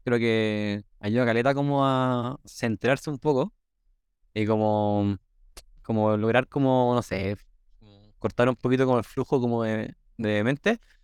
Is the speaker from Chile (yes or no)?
yes; Chile; accent: Chilean; yo en mis videos hablo como chileno